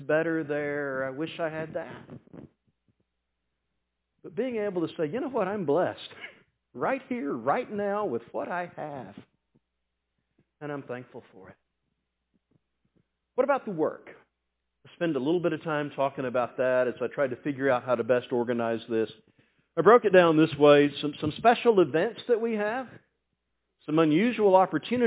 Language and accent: English; the South, United States; I'm from the South